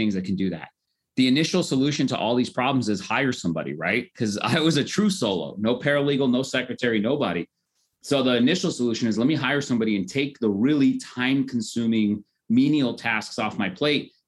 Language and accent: English; Norwalk, California, United States; also born or lived in Koreatown, Los Angeles; I grew up in Norwalk, California, which is kind of a small town